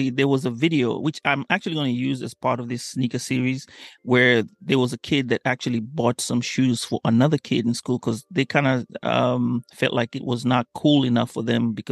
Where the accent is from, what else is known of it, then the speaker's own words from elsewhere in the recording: Kenya; now in United States; I grew up in Kenya for the most part, and I didn't get a pair until I came to America. That was 2000.